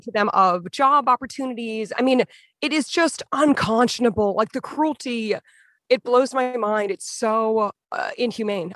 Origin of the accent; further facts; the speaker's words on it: Massachusetts, United States; moved away; I'm from Massachusetts originally